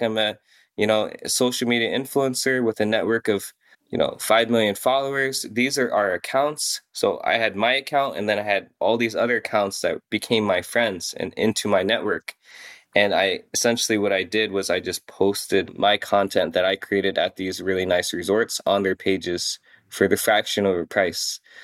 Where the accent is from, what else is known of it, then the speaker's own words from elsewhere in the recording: Iowa, United States; also born or lived in South Korea / Des Moines, Iowa; I'm from South Korea, and so we grew up, you know, smack dab in the middle of Iowa